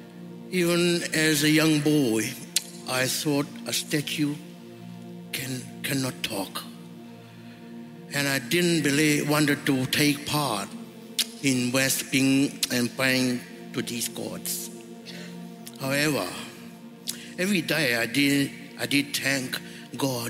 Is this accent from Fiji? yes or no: yes; Fiji; moved away as an adult; now in Brisbane, Australia; was born in Fiji and lived in a village. I grew up with my parents, my three sisters.